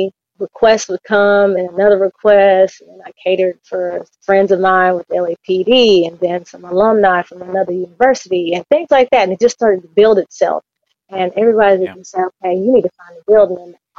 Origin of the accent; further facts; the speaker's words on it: Nashville, Tennessee, United States; also born or lived in California; And I was born in California. I was raised in Nashville, Tennessee. We're on the outskirts of Nashville, Tennessee. And then I came back to California.